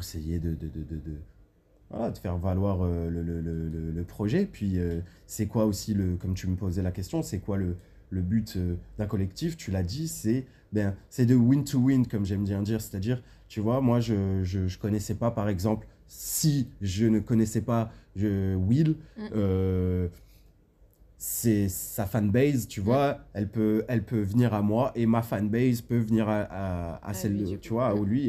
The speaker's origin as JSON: {"language": "French", "country": "France", "said": "je suis de la France"}